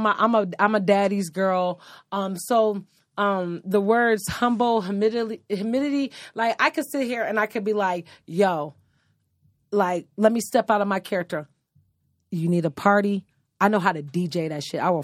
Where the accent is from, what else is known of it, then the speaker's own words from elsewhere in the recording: Lorain, Ohio, United States; moved away as an adult; now in Phoenix, United States; I am from Lorain, Ohio. I've been here in the Valley of Phoenix for 10 years